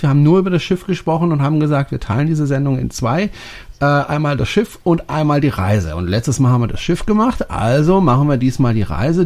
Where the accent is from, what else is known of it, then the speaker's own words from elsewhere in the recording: Germany; als Deutscher